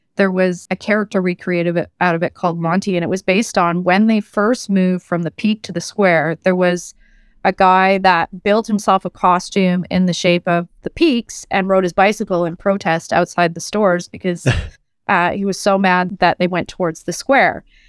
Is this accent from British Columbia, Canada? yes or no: yes; Vancouver, British Columbia, Canada; moved away as an adult; also born or lived in United Kingdom / France; I'm Canadian born and raised in Vancouver, although I lived abroad for, for years.